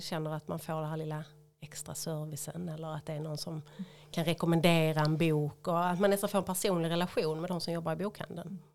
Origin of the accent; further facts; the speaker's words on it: Höllviken, Skåne, Sweden; jag är ju född och uppvuxen i Höllviken